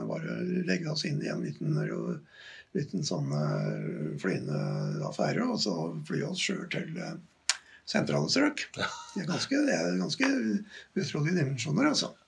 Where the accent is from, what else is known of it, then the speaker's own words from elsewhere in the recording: Gjøvik, Innlandet, Norway; personlig så kommer jeg fra Hunndalen